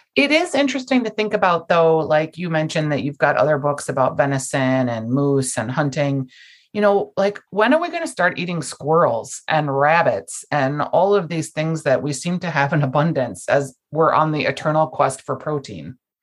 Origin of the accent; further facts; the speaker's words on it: Minnesota, United States; I'm from Minnesota